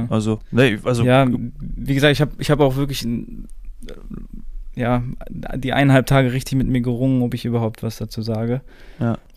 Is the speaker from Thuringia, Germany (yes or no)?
no; Dortmund, North Rhine-Westphalia, Germany; Also ich bin jetzt kein Schalke-Fan, weil ich bin ja Dortmunder.